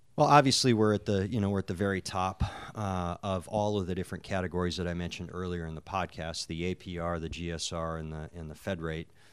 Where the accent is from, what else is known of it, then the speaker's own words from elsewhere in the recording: North Dakota, United States; I grew up in North Dakota